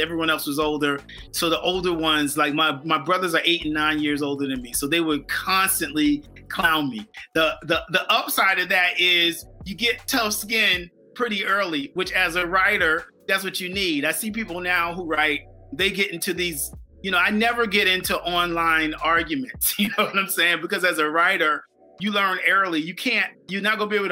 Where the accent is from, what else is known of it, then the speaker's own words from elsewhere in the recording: Bridgehampton, New York, United States; also born or lived in Southampton, New York; I grew up in Bridgehampton, and Bridgehampton is a village in the town of Southampton